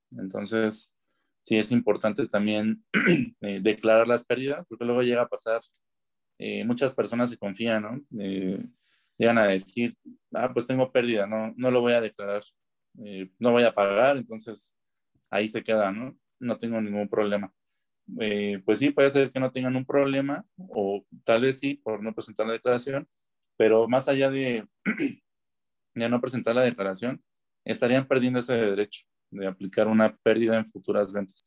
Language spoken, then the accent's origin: Spanish; Mexico; Como mexicanos, como ciudadanos